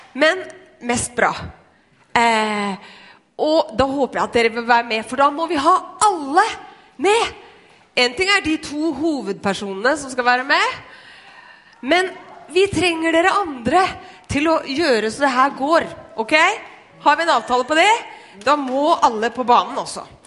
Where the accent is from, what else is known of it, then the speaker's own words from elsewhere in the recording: Skien, Telemark, Norway; jeg vokste opp i, i Skien